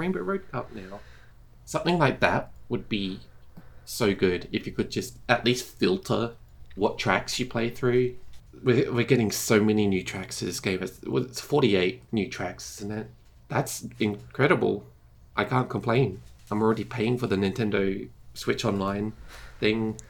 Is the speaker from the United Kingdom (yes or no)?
no; Australia; I'm from Australia, we don't have snow for Christmas.